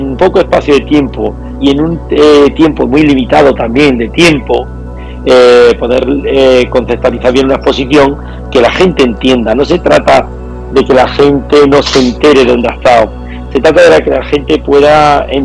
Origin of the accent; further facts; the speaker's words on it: Andalusia, Spain; Y antes de sacarla de España quería que fuera a nuestra tierra. Nosotros somos, somos granadinos, somos jiennenses